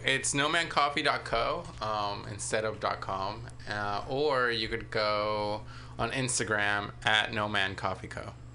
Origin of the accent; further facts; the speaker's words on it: Daly City, California, United States; Daly City